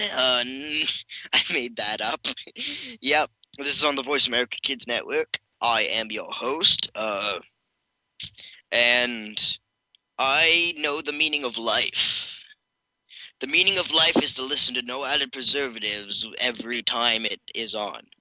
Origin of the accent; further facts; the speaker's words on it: Canada; I am Canadian